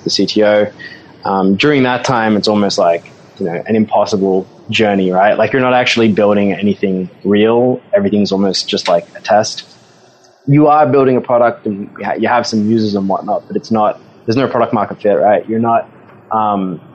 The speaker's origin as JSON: {"language": "English", "town": "Sydney", "region": "New South Wales", "country": "Australia", "tie": "born or raised there", "accent": "Aussie twang", "moved": "as an adult", "lives_now": "New York, United States", "said": "I'm originally from Sydney. I grew up in the North Shore there. Stayed in Sydney till I was about 24."}